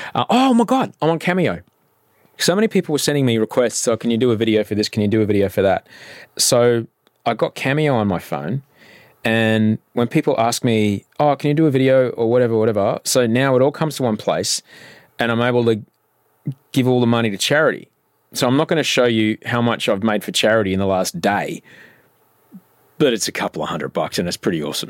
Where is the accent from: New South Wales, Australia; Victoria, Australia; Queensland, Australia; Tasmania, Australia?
Queensland, Australia; Brisbane; moved away; I'm from Brisbane